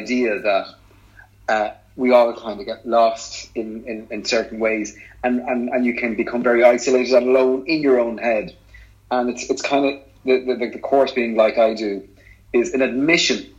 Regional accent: Ireland; we're both Irish

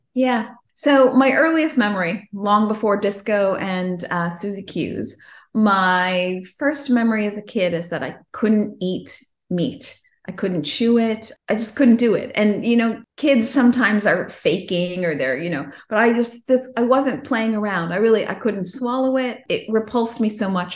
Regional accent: Chicago, Illinois, United States; also born or lived in Los Angeles; I grew up in Chicago

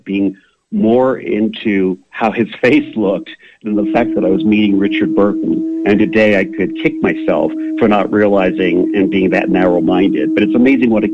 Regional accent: Lausanne, Vaud, Switzerland; moved away; also born or lived in Villars-sur-Ollon, Switzerland; I grew up in Lausanne, but I went to boarding school in Villaz from the age of 7 all the way to 13

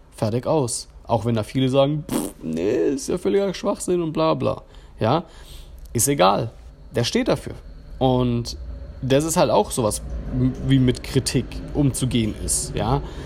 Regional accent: Germany; accent: German; ich habe auf Englisch gesprochen, ich habe einen deutschen Akzent

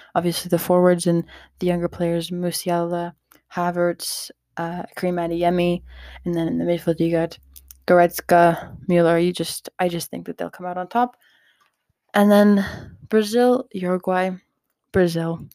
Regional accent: Canada; as a Canadian

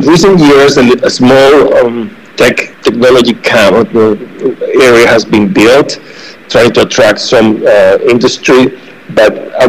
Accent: Santander, Cantabria, Spain; born or raised there; now in California, United States

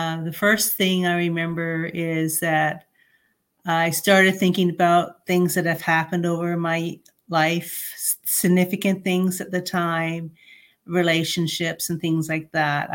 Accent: Canada; I'm a Canadian citizen. I'm very proud to be a Canadian citizen

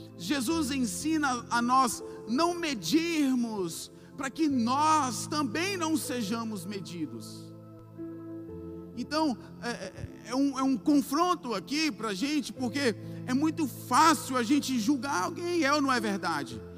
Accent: Bahia, Brazil; como nós baianos falamos

